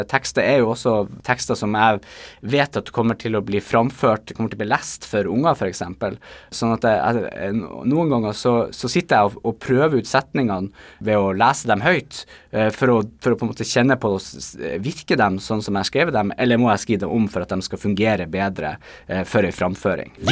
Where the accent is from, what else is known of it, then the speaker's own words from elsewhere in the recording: Nordland, Norway; accent: Bodø dialect; now in Tromsø, Norway; min dialekt som jo er Bodø-dialekter, som etter hvert er blitt litt utvanna av en god del år eh, som jeg har bodd i Tromsø.